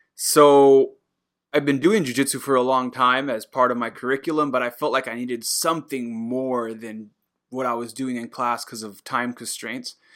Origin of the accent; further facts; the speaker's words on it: Puerto Rico; now in Japan; I'm, I'm Puerto Rican